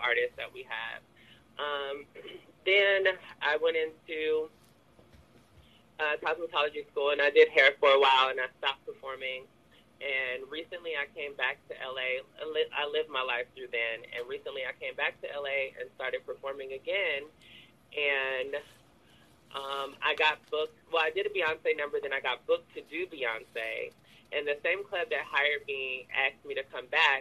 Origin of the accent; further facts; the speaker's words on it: Oakland, California, United States; growing up in Oakland and being queer